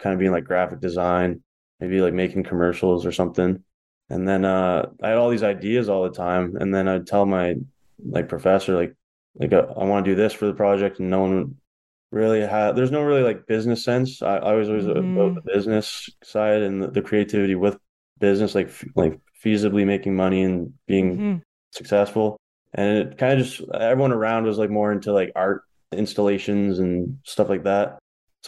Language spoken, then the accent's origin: English; Ontario, Canada; also born or lived in Toronto / Corunna; I'm back in my hometown doing, like, I have a degree, but I'm just like working construction